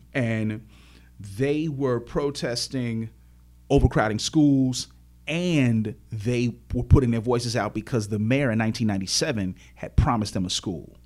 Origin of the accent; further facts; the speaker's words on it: Chicago, Illinois, United States; born and raised in Chicago on the south side of the city, grew up on eighty-seventh Street